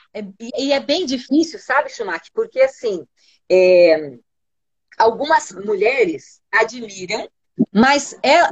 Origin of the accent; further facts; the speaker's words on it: São Paulo, Brazil; moved away as an adult; now in Curitiba, Brazil; Eu sou de São Paulo, não sei se vocês sabem, eu nasci em São Paulo e vim pra Curitiba já com vinte anos